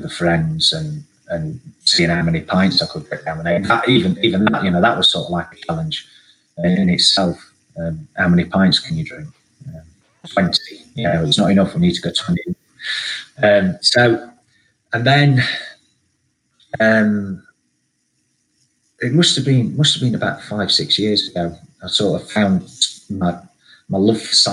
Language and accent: English; Sheffield, Yorkshire and the Humber, United Kingdom; being a kid growing up in Sheffield in sort of the early 80s